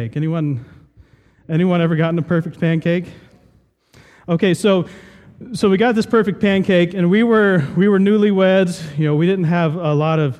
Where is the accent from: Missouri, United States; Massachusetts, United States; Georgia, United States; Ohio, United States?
Ohio, United States; Southern; I grew up in Southern Ohio, and we had a few apple trees